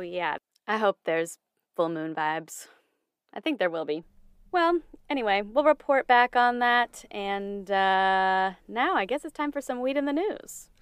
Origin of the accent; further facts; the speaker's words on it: Connecticut, United States; my home state of Connecticut